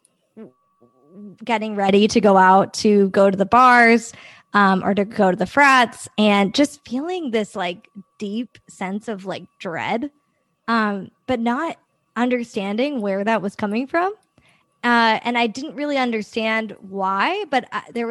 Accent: Northeast, United States; I grew up in the Northeast

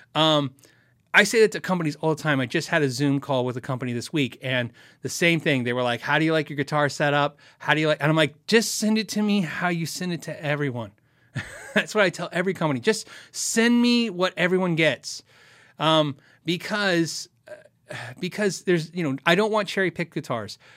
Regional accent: United States; I'm so American

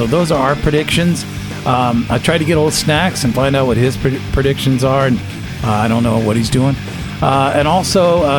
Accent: California, United States; moved away; why do we got to keep telling people we're from California?

